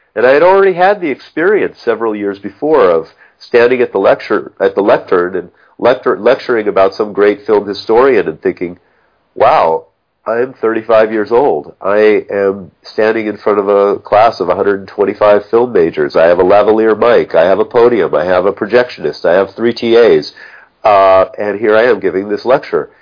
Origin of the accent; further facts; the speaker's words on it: Los Angeles, California, United States; I grew up in Pacific Palisades